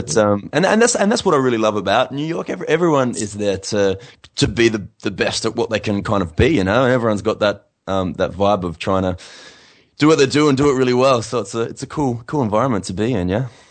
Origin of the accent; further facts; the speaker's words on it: Adelaide, South Australia, Australia; also born or lived in United States; now in Sydney, Australia; my hometown of Adelaide